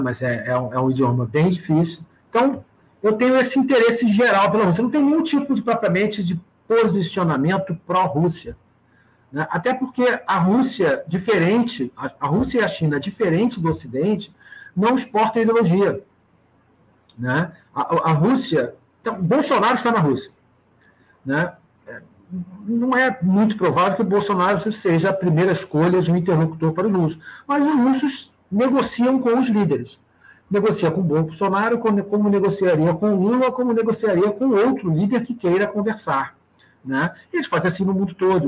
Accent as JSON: {"language": "Portuguese", "country": "Brazil", "said": "para nós, como brasileiros"}